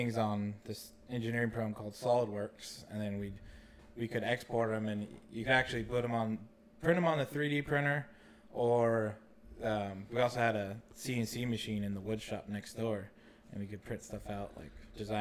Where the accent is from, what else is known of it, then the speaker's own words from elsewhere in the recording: Durham, California, United States; also born or lived in Chico, California; I grew up in Durham, California